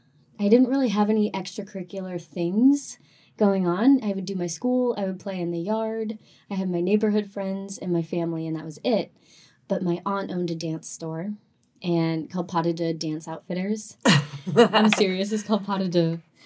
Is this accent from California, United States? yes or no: yes; California, United States; also born or lived in North Carolina; So, I grew up in Southern California, half Southern California, half North Carolina. We moved a lot back and forth.